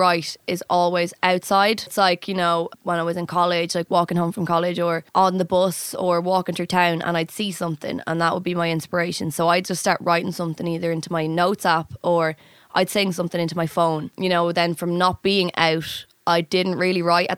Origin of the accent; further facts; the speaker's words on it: Dublin, Leinster, Ireland; I'm from Dublin.